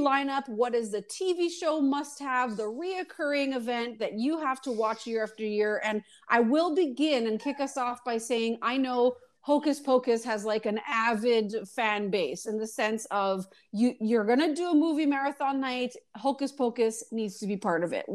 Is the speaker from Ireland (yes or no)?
no; Montreal, Quebec, Canada; I grew up in Montreal